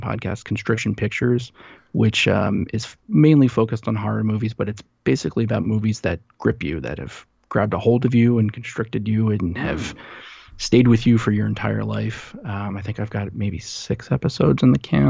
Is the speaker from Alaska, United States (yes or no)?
no; New Jersey, United States; moved away; I grew up in New Jersey